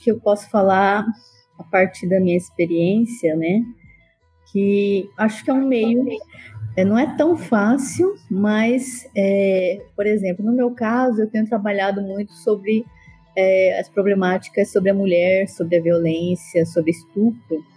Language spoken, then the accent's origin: Portuguese; Cáceres, Mato Grosso, Brazil; moved away as an adult; now in Iporá, Brazil; eu sou matogrossense de Cáceres